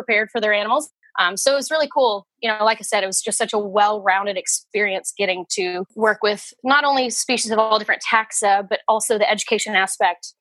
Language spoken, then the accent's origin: English; Nashville, Tennessee, United States; I was raised in the Nashville area and I grew up going to the Nashville Zoo